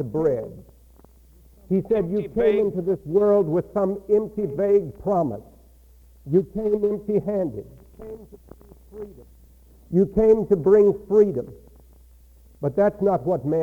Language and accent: English; Texas, United States; accent: Texas; had this Texas accent